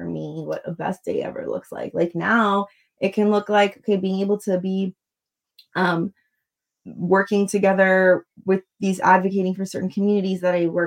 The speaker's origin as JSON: {"language": "English", "area": "Long Island", "region": "New York", "country": "United States", "tie": "born or raised there", "said": "I was born in Long Island, New York to immigrant parents"}